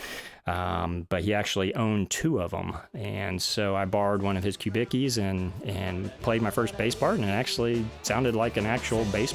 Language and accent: English; Florida, United States; also born or lived in Boston / Georgia; ended up back in Florida for a little while. That's my home. I'm from Florida